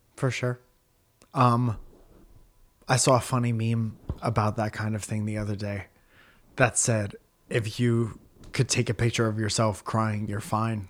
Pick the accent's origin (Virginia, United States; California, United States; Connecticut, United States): Connecticut, United States; Stratford; I'm from Stratford, Connecticut, and I try to make people laugh for a living